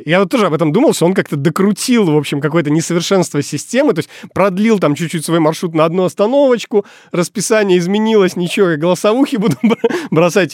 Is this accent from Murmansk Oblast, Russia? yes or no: yes; Murmansk, Murmansk Oblast, Russia; moved away; Когда я уже переехал из Мурманска